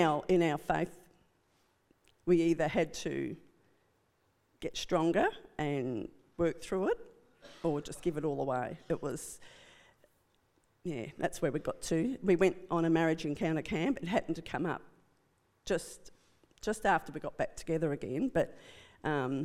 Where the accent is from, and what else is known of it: rural western Victoria, Australia; born or raised there; also born or lived in Melbourne, Australia